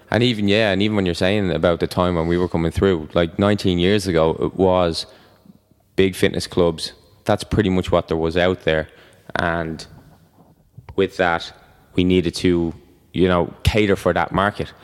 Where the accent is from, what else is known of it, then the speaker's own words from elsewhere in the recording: Ireland; I'm Irish